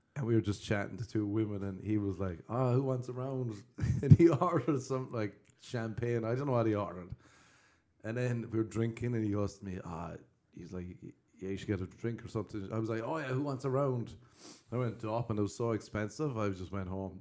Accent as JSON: {"language": "English", "town": "Cork", "region": "Munster", "country": "Ireland", "said": "I'm from Cork"}